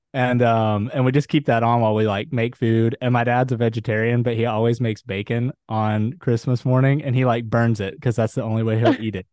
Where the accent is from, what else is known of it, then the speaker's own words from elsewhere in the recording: Huntsville, Alabama, United States; now in Netherlands; I'm currently living in Ada in the Netherlands, but I'm from Huntsville, Alabama.